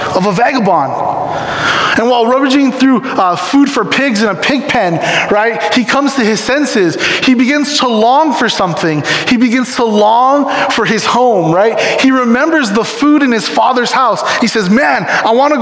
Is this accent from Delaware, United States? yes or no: no; Ewa Beach, Hawaii, United States; moved away; I was born in Ewa Beach, Hawaii.